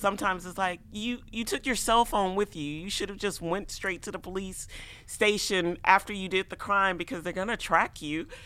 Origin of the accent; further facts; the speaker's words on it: Chicago, Illinois, United States; moved away as an adult; now in Iowa City, United States; I grew up in Chicago, none of us really had cars